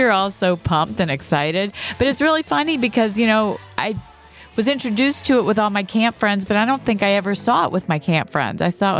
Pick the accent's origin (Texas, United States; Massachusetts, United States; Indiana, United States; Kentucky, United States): Kentucky, United States; Bowling Green; I grew up in Kentucky